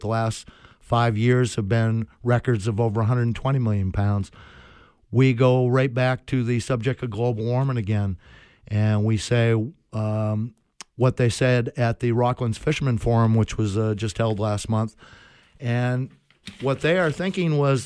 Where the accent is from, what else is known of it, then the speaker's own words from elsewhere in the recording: Maine, United States; I'm born and raised in Maine